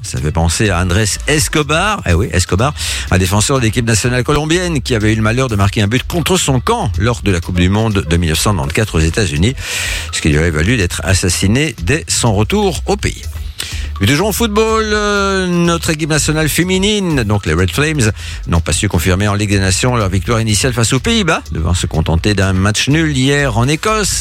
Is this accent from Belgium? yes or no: yes; Belgium; chez nous en Belgique